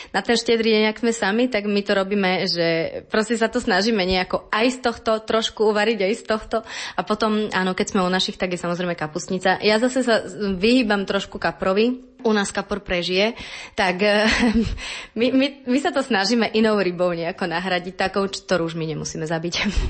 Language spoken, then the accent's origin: Slovak; eastern Slovakia, Slovakia; now in Bratislava, Slovakia; ja som z východu